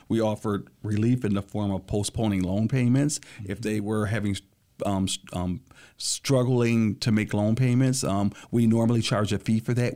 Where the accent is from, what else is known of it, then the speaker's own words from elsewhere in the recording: Lansing, Michigan, United States; I was born and raised here in Lansing, Michigan